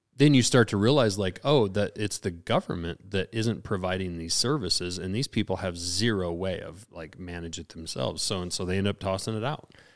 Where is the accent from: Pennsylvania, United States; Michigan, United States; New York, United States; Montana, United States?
Montana, United States; Lincoln; now in Missoula, United States; we're we're out here in Missoula. I don't, and I grew up in Lincoln.